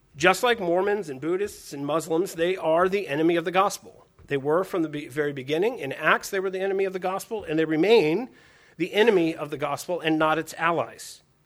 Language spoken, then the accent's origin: English; United States; I'm an American